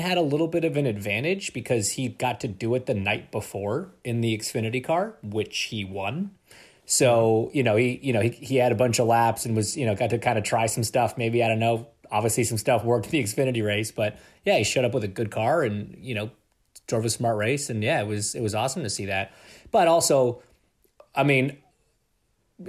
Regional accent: Canada; I'm Canadian

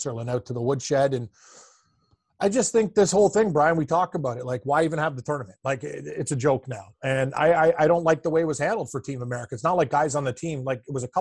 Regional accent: Mississauga, Ontario, Canada; born or raised there

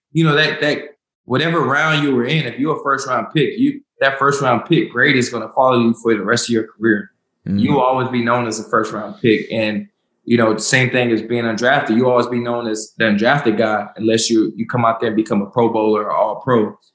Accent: Winston-Salem, North Carolina, United States; also born or lived in Charlotte, North Carolina; I'm from Winston Salem, North Carolina. Uh, I moved to Charlotte when I got into the NFL

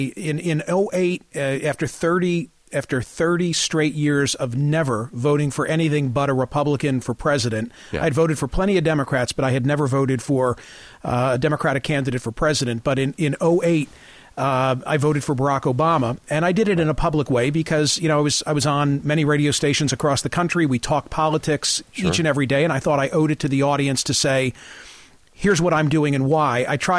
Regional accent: Pennsylvania, United States; Bucks County, Pennsylvania.

